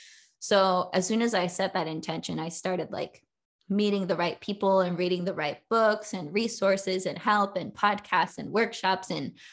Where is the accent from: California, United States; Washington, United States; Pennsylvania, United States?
California, United States; Southern; my whole life growing up in California, mainly in Southern California